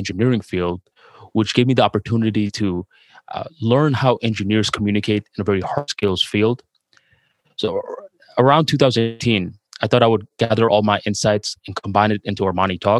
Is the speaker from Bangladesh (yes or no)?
yes; Bangladesh; English is a second language; now in United States; going from Bangladesh to the United States, spending some years working on my English, trying to fix my accent